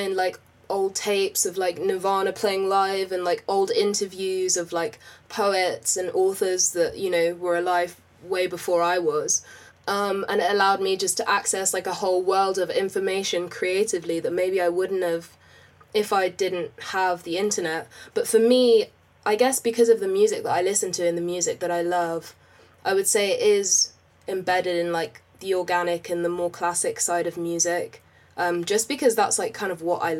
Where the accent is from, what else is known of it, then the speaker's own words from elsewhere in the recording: London, United Kingdom; I grew up in West London, literally all my life. Literally lived in the same house all my life.